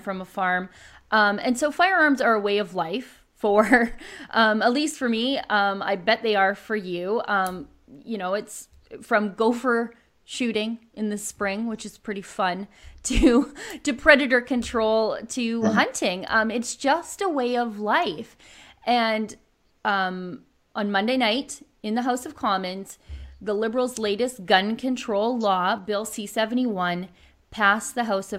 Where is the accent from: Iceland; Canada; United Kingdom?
Canada; as a Canadian